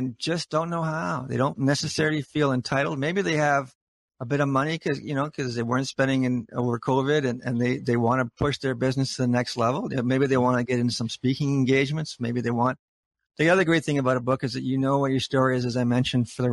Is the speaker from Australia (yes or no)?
no; Canada; as Canadians